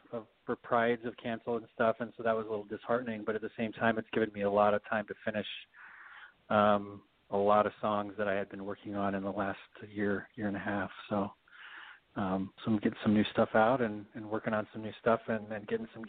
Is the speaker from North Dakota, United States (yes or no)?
no; Salt Lake City, Utah, United States; moved away as an adult; now in New York City, United States; I grew up here in Salt Lake City and was basically like any typical Mormon family kid. We were pretty strict as far as the religion goes, and you know, all of our neighbors were of the same congregation and in the same faith.